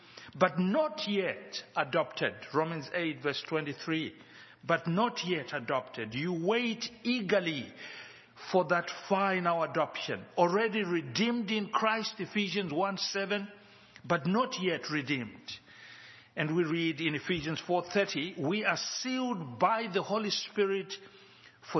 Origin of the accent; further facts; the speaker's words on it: Zimbabwe; now in Johannesburg, South Africa; We live in Johannesburg, South Africa, but we are from Zimbabwe